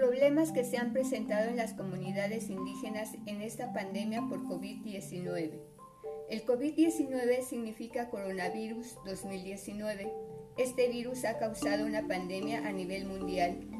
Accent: Mexico; todos somos mexicanos

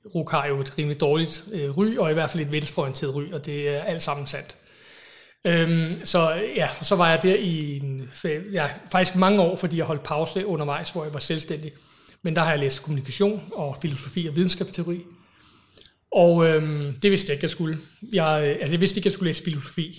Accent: Copenhagen, Capital Region of Denmark, Denmark; also born or lived in England; så flyttede jeg til, til Danmark, tilbage til Danmark, de danskere. Øhm, og boede så på Amager, indtil jeg blev, var 20

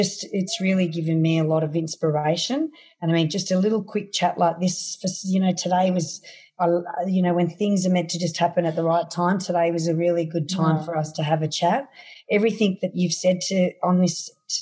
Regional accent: Australia; from my hometown here to Sydney, which is 353 Ks

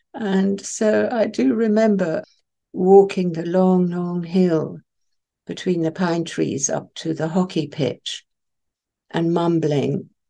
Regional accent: Isle of Wight, South East England, United Kingdom; first language Farsi; English is a second language; I was sent to the Isle of Wight when I was six

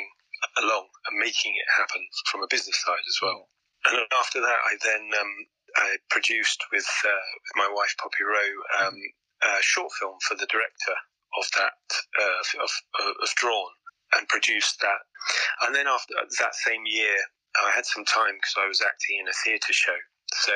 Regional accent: South Coast, England, United Kingdom; now in London, United Kingdom; I was born on the South Coast

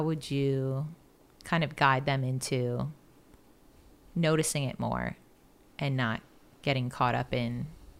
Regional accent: Marietta, Georgia, United States; moved away; I was born in Marietta.

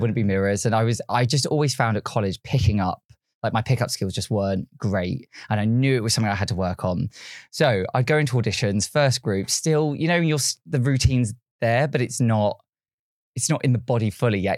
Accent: Yateley, South East England, United Kingdom; so I was born and raised in Yately, which is a small town, not many people have really heard of, but it's near, like, Basingstoke, Reading

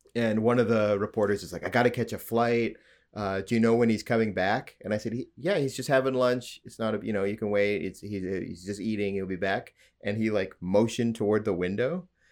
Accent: Alberta, Canada; now in Ontario, Canada; I'm from Alberta. my family's lived in Alberta a long time.

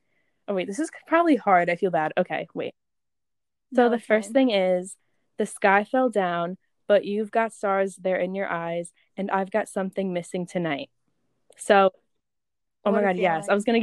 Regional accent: Long Island, New York, United States; accent: Long Island; my Long Island accent is like coming out when I read that.

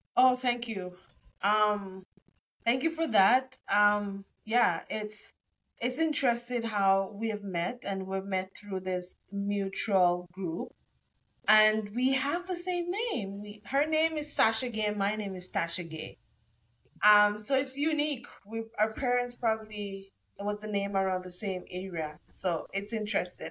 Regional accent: Jamaica; moved away as an adult; now in Canada; I'm from Jamaica too

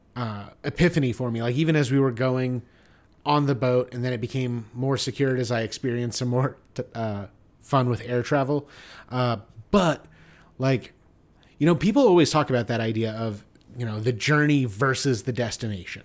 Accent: United States; I'm an American

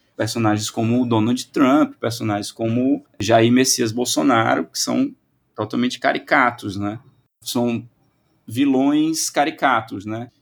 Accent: Brazil; nós brasileiros

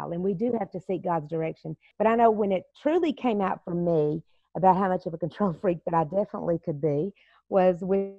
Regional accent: Texas, United States; I was raised in the South where, a lot of times I'll say I'm Texas raised, Jesus saved

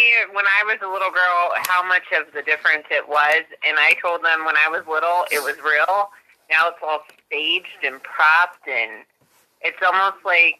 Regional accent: Ohio, United States

